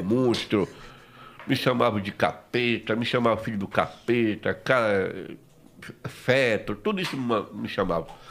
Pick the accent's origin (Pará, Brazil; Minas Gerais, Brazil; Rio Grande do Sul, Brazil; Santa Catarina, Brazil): Pará, Brazil; Curuçá; moved away; also born or lived in Belém; eu sou do Prauajó, uma colônia, né? Uma colônia agrícola, no município de Curuçá, no estado do Pará